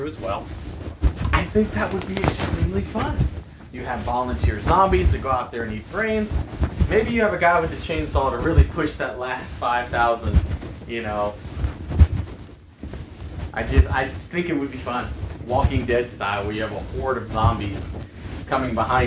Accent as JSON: {"language": "English", "town": "El Campo", "region": "Texas", "country": "United States", "tie": "born or raised there", "said": "here in my hometown of El Campo"}